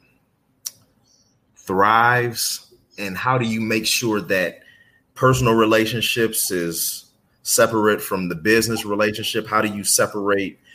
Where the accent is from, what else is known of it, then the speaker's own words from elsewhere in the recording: Cleveland, Ohio, United States; I'm from Cleveland